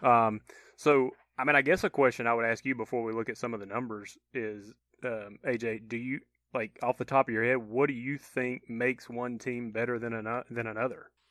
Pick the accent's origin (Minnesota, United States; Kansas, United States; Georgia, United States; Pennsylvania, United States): Georgia, United States; moved away; I had buddies that went to my hometown to stay with me in Georgia